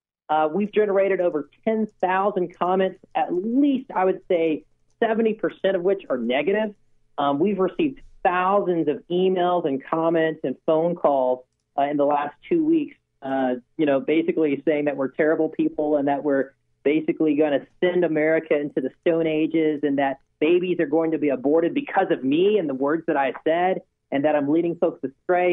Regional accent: Texas, United States; I'm from Texas. I grew up here my whole life

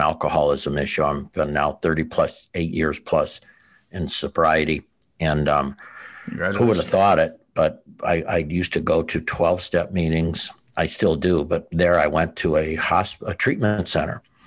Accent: outside Chicago, Illinois, United States; also born or lived in Wisconsin; now in Pensacola, United States; I grew up outside Chicago

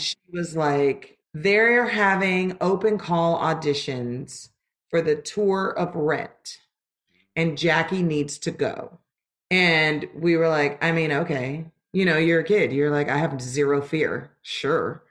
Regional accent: Los Angeles, California, United States; moved away as an adult; also born or lived in Lancaster, California; I'm originally from Los Angeles, California

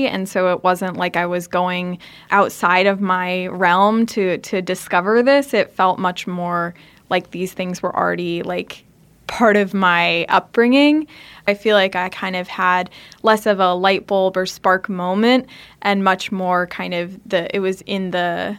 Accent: California, United States; I was growing up in the Bay Area, I was going to San Francisco Pride with my family

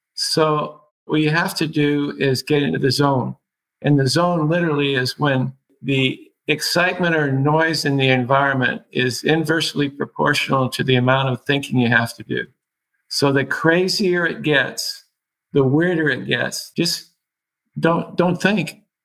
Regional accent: Seattle, Washington, United States; I was born in Seattle

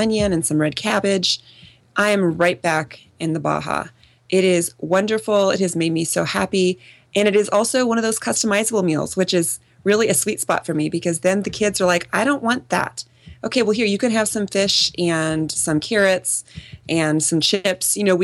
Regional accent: Midwest, United States; now in San Diego, United States; I grew up in the Midwest.

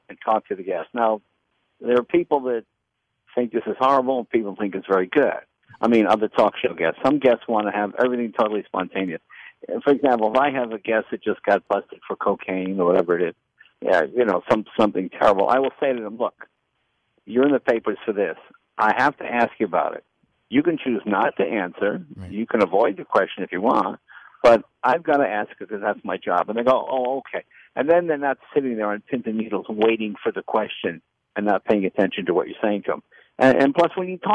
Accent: Boston, Massachusetts, United States; I'm from Boston

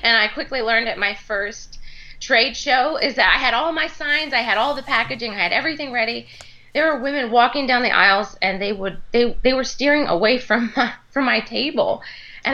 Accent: Maryland, United States; moved away as an adult; also born or lived in Texas; I moved back to Maryland, which is my home state, in 2010

